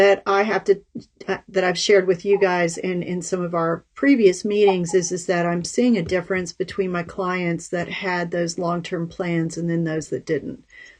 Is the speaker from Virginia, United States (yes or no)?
yes; Virginia, United States; we're all from Virginia, by the way, listeners and viewers. So in Virginia, we have hurricanes.